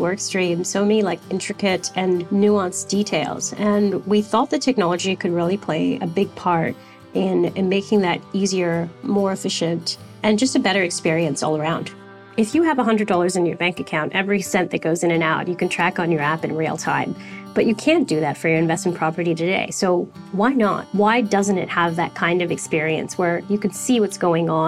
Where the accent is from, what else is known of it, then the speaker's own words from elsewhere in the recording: Canada; also born or lived in United States; now in Sydney, Australia; I'm Canadian.